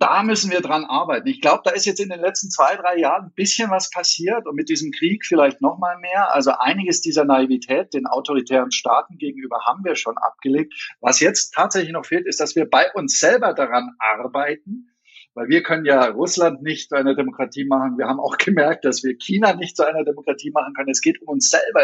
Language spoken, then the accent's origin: German; Germany; also born or lived in Turkey; wir als Deutsche